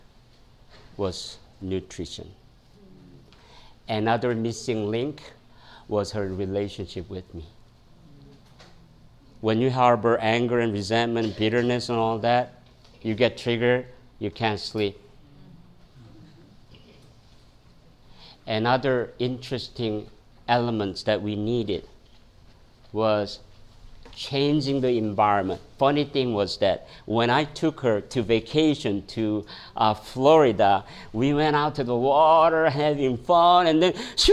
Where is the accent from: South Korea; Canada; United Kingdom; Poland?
South Korea; moved away as an adult; now in United States; When I came from Korea